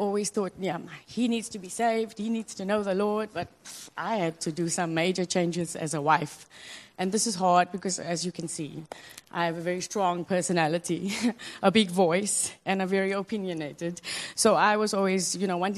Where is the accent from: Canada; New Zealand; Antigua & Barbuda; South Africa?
South Africa; moved away as an adult; now in Hong Kong; I'm from South Africa, and my husband's from Cameroon, and we met here in Hong Kong